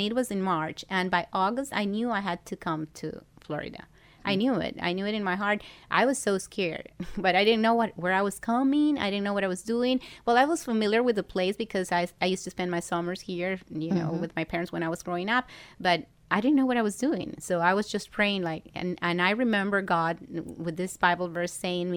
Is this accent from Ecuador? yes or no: yes; Ecuador; moved away as an adult; now in Miami, United States; in Ecuador. I'm from Ecuador